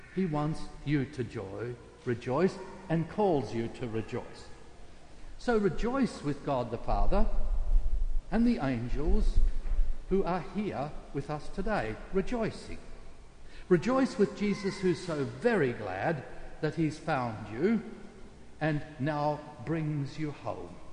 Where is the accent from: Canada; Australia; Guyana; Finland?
Australia; South Australia; South Australia, my home state